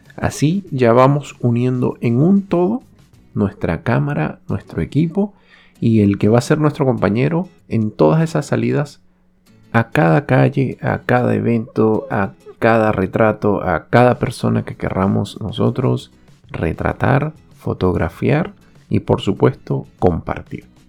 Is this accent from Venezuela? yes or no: yes; Venezuela; moved away